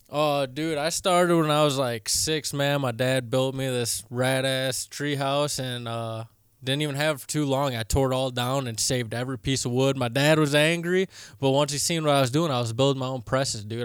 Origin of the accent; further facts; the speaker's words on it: Michigan, United States; now in Colorado, United States; I'm from Michigan